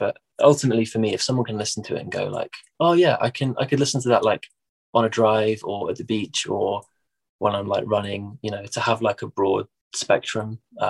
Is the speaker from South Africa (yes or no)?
no; Midlands, United Kingdom; accent: Midlands; my accent over here is fairly nondescript. Like it's not what you'd call like posh. It's not like, you know, my parents are from, my parents are both from London. So it's not like Cockney, but it's not Northern. It's like its own little Midlands accent.